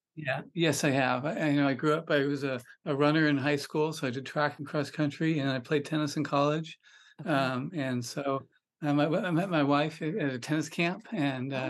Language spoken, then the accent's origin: English; Sonoma County, California, United States; also born or lived in Pebble Beach, California; I grew up in Sonoma County, which is north of San Francisco in California